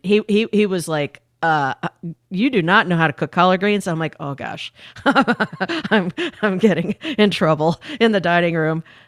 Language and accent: English; Indiana, United States; I grew up in Indiana when I was in the fourth grade through my senior of high school.